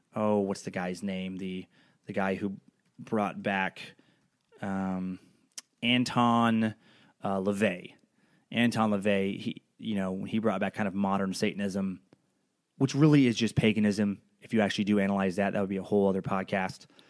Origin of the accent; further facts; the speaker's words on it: Idaho, United States; growing up in Idaho